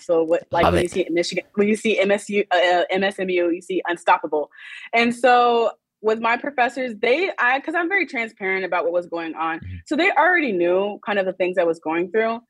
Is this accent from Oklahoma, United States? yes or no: yes; Oklahoma, United States; moved away as an adult; also born or lived in Los Angeles; I was originally from Oklahoma